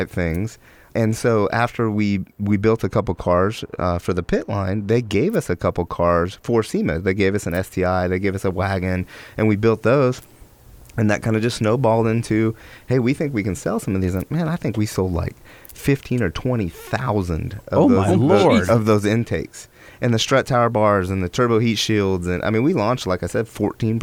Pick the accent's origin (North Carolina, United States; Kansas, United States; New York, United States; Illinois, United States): Kansas, United States; Wichita; moved away as an adult; now in California, United States; I grew up in Wichita, Kansas